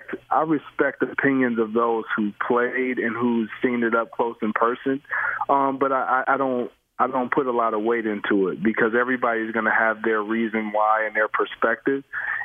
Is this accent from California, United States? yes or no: no; Michigan, United States; Ooh, that's a tough one for me. I grew up in Michigan. I love Isaiah.